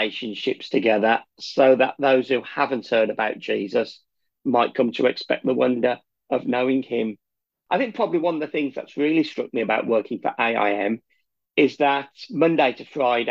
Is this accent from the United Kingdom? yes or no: yes; Birmingham, West Midlands, United Kingdom; now in Newport, United Kingdom; I'm originally from Birmingham, as quite a few people might be able to tell by the accent, but I live just outside of Newport in South Wales.